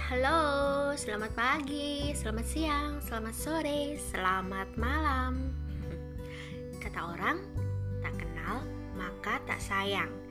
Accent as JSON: {"language": "Indonesian", "town": "Surabaya", "region": "East Java", "country": "Indonesia", "tie": "born or raised there", "also_born_or_lived": "Gading Serpong, Tangerang", "moved": "as an adult", "lives_now": "Tangerang, Indonesia", "said": "saya asli orang Surabaya, karena dari kecil hingga dewasa saya tinggal di kota pahlawan Surabaya"}